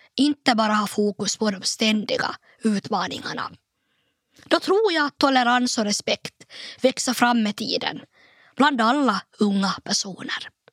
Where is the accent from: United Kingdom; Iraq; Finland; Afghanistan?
Finland; Nykarleby, Ostrobothnia; also born or lived in Turku; ställa upp i kommunalvalet i min hemort Nykarleby